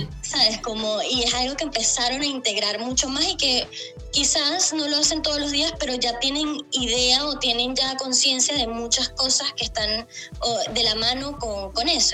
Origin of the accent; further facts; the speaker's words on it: Maracaibo, Zulia, Venezuela; moved away as an adult; now in Chile; soy venezolana, ¿no? Soy de Maracaibo